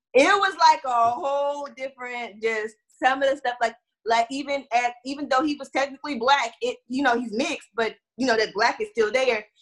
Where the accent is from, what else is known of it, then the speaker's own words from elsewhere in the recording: Houston, Texas, United States; moved away as an adult; also born or lived in Florida; now in Atlanta, United States; I'm from Texas and I'm from Houston, and I grew up in racism.